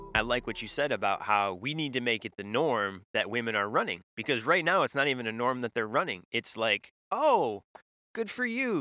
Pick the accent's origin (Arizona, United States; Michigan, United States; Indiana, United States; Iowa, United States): Michigan, United States; when I grew up in in Michigan